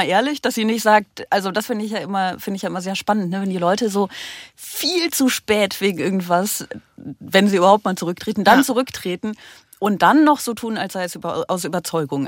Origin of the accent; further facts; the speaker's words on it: North Rhine-Westphalia, Germany; moved away; also born or lived in Venlo; Ich komme ja auch aus NRW